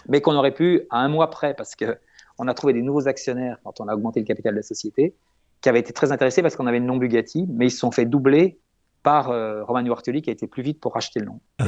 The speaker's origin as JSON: {"language": "French", "country": "France", "said": "on est français"}